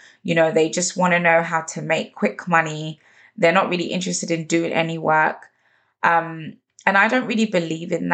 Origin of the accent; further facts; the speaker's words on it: London, United Kingdom; growing up in London